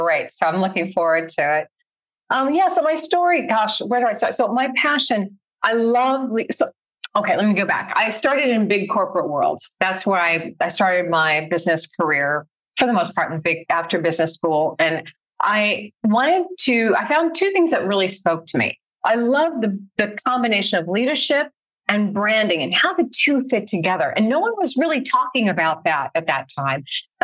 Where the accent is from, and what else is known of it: Lincoln, Nebraska, United States; born or raised there; moved away as an adult; also born or lived in Poland / Taiwan / Shanghai, China / Guangzhou, China; now in Singapore